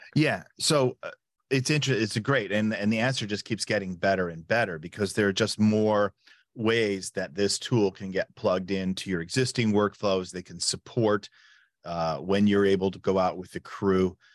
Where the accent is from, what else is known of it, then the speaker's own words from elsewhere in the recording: United States; moved away as an adult; also born or lived in Chicago; now in Berlin, Germany; I'm an American, uh, but a full time resident